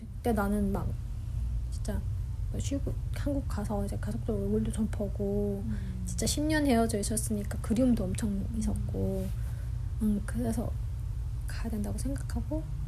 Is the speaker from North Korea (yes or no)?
yes; North Korea; also born or lived in South Korea; now in Chicago, United States; 그 북한 고향 냄새가 막 나는 거예요.